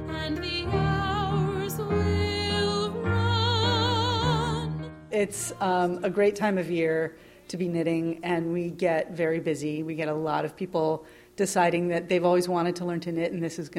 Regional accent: New York, United States; I'm 32. I'm from Long Island

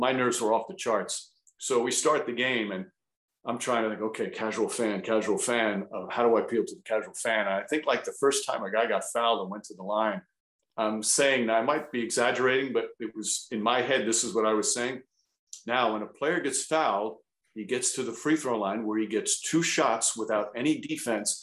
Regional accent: Yonkers, New York, United States; My mother still lives in the house that I grew up in Yonkers

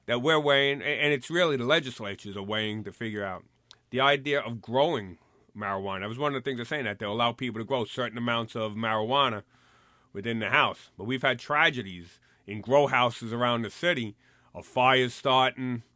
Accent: New York City, New York, United States; I grew up here in the Bronx, and this is where I patrolled

